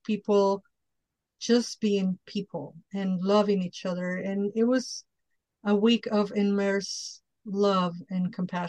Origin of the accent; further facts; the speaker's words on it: Chicago, Illinois, United States; And obviously, in this particular one, being a Chicagoan, it was a no-brainer.